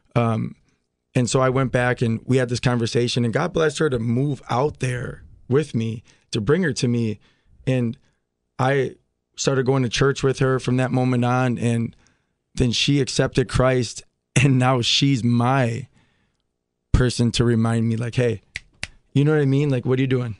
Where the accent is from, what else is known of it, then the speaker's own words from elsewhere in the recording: Milwaukee, Wisconsin, United States; So I grew up in Milwaukee.